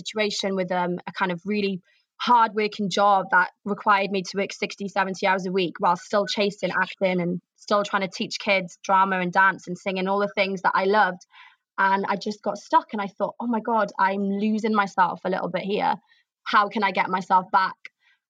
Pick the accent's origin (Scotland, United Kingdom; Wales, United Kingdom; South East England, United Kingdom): Wales, United Kingdom; Pembrokeshire, southwest; moved away as an adult; also born or lived in Cardiff / Manchester; now in London, United Kingdom; I am originally from Pembrokeshire in southwest Wales, which most people don't know. It's a very rural county. We're surrounded by mountains